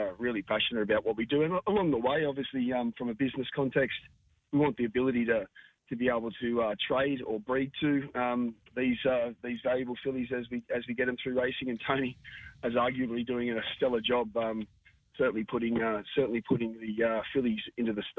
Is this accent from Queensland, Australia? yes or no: yes; Toowoomba, Queensland, Australia; moved away; also born or lived in Sydney; as we were young pups growing up in Toowoomba